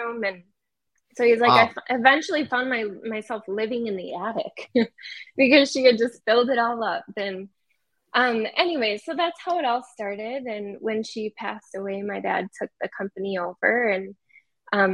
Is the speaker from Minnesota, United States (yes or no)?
yes; Wisconsin area, Minnesota, United States; moved away as an adult; now in Salt Lake City, United States; I came from Minnesota, Wisconsin area. Actually just moved to Salt Lake about a year ago, so we've already decided we're not going back to Minnesota